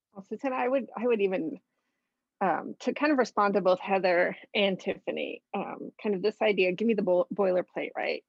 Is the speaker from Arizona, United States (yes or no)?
yes; Arizona, United States; moved away as an adult; I am originally from Arizona. I've been out here for 11 years